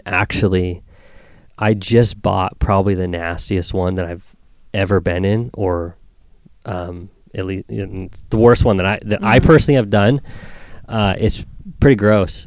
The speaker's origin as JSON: {"language": "English", "town": "Queen Creek", "region": "Arizona", "country": "United States", "tie": "born or raised there", "said": "was born and raised out in Queen Creek"}